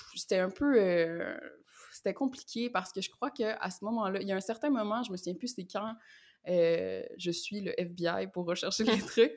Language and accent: French; Quebec, Canada; also born or lived in Montreal; je suis québécoise, donc je viens du Québec et j'habite à Montréal